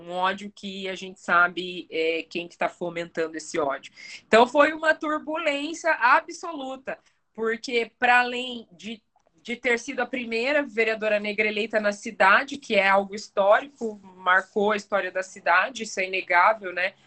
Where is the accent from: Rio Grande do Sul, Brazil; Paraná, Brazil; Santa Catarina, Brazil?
Paraná, Brazil; Curitiba; Eu cresci aqui na, nessa cidade. Eu sou curitibana. Eu, eu, eu nasci e fui criada aqui